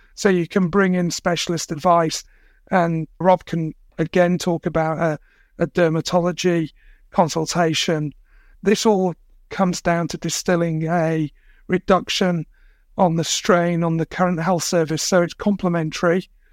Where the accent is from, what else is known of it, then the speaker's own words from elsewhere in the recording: England, United Kingdom; now in Australia; I was born and brought up in England